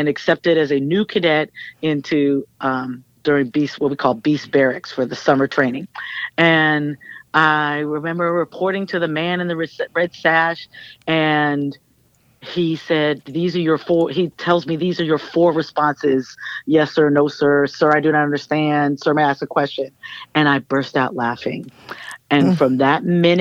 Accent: Columbia, Maryland, United States; also born or lived in Springfield, Massachusetts; I grew up in Columbia, Maryland. I wasn't born there. I was born in Springfield, Massachusetts, but my parents were federal government workers, so we moved around a lot, and then we finally settled

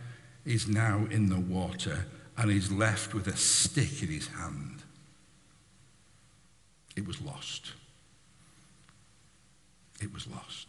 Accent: United Kingdom; We're British, most of us. We're British.

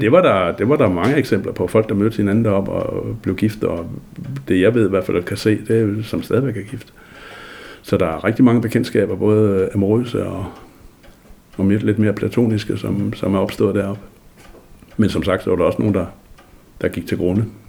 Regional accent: Denmark; also born or lived in Thule, Greenland; Man kunne jo tydeligt høre, at jeg kom hjemme fra Danmark

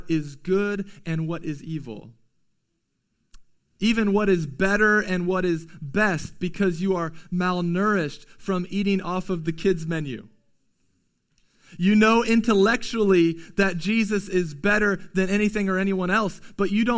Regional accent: United States; as American Christians in 2020

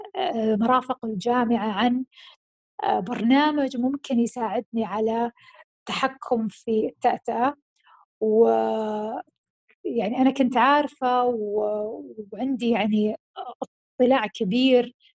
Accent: Saudi Arabia; also born or lived in United Kingdom; عندنا في السعودية وانا هذيك في هذيك الفتره ما كنت موجوده بالسعوديه

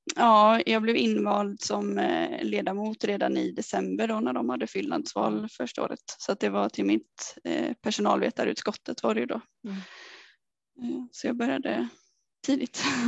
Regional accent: Vimmerby, Kalmar County, Sweden; moved away as an adult; har jag alltid velat ta klivet ifrån Småland eller ifrån Vimmerby i alla fall då, där jag kommer ifrån.

